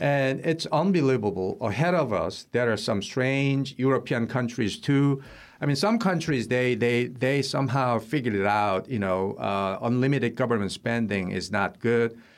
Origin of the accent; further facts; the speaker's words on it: Seoul, South Korea; now in United States; I was born in Seoul, South Korea